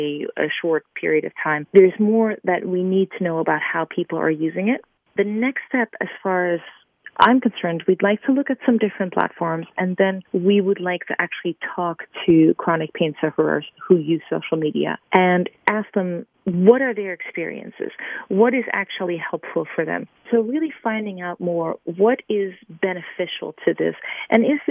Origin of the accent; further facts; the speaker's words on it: Amsterdam, North Holland, Netherlands; moved away; I'm from Amsterdam